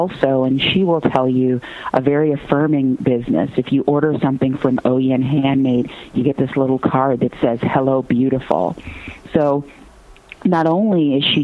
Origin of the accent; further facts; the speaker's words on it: Gary, Indiana, United States; I grew up in Gary, Indiana